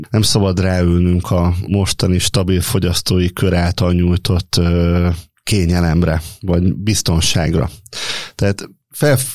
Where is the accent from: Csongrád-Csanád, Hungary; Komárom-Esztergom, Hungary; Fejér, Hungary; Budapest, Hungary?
Komárom-Esztergom, Hungary; Gyermely; Igen, én, én gyermei származású vagyok, tehát a az anyai és az apai nagyszüleim is a szövetkezetbe dolgoztak, a szüleim is ott dolgoztak